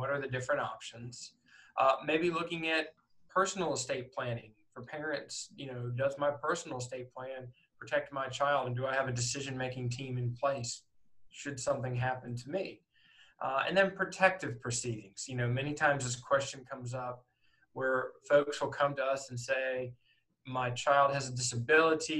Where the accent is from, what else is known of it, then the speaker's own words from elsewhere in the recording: Northport, Alabama, United States; also born or lived in Philadelphia area, Pennsylvania; I grew up in Northport. I was in the third grade when I moved there, and I am a native of Pennsylvania. Alabama is basically home